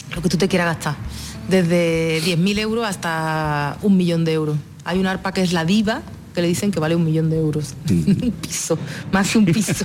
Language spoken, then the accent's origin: Spanish; Jerez de la Frontera, Andalusia, Spain; nací y me crié en territorio flamenco, en Jerez de la Frontera